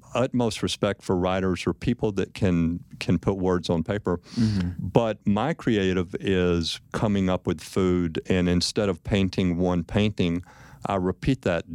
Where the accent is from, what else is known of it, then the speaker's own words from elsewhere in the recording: West Texas, United States; growing up in West Texas